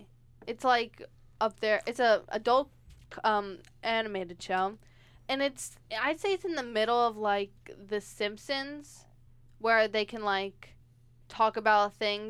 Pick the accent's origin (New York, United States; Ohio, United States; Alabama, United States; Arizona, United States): New York, United States; we're from New York, if you didn't know that, me and Pam.